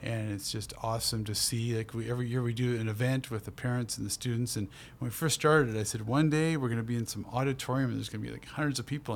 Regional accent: Burnaby, British Columbia, Canada; also born or lived in Port Moody / Coquitlam; I grew up in Burnaby in a real mixed neighborhood

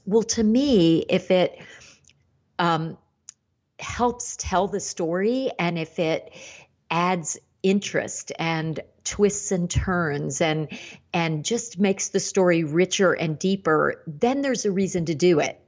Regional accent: Indiana and Ohio, Midwest, United States; I grew up in the Midwest, Indiana and Ohio, and that area

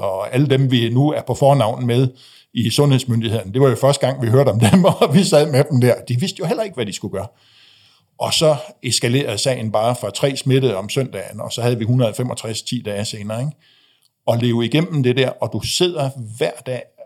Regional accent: Frederikshavn, North Denmark Region, Denmark; jeg voksede op i, øh, jeg voksede op i Frederikshavn

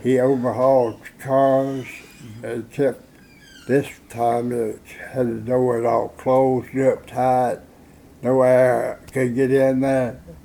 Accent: Gordonsville, Tennessee, United States; I was born in Gordonsville, in uh, 1923

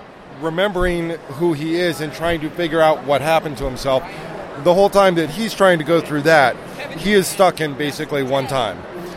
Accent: Germany; I grew up on Doctor Who. I grew up in Germany, amongst other places.

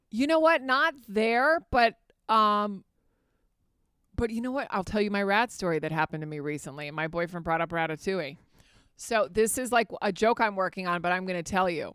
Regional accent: Fairfax, Virginia, United States; also born or lived in Spain; I grew up in Fairfax, Virginia

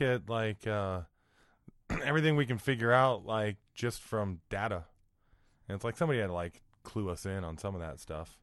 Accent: Iowa, United States; I'm from Iowa

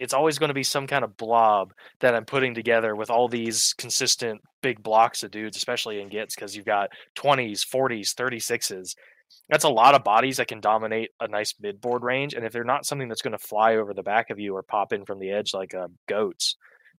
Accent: United States; I'm American

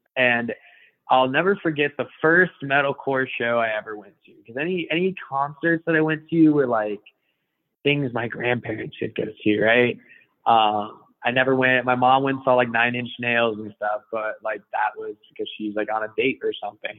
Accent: Iowa, United States; also born or lived in California / Colorado; now in Jacksonville, United States; from Iowa, of all places, it exists

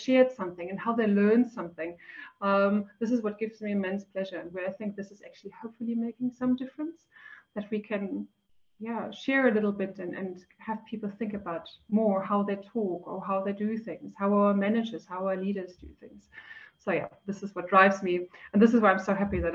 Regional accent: Germany; moved away as an adult; also born or lived in Switzerland; now in South Africa; I'm originally from Germany.

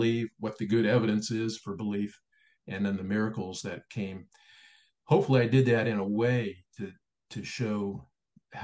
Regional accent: Springfield, Ohio, United States; moved away as an adult; Springfield, Ohio became my hometown.

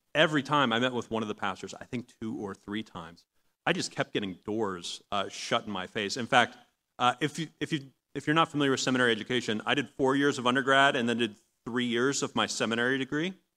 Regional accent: Long Island, New York, United States; moved away; I'm from Long Island originally.

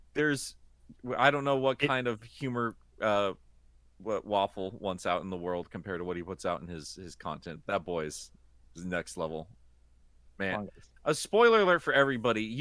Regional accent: United States; I'm an American.

